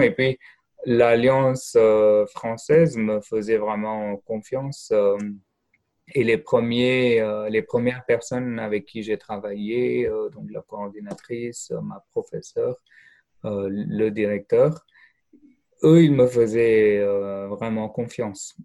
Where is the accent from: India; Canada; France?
India; French is a second language; moved away; je viens d'Inde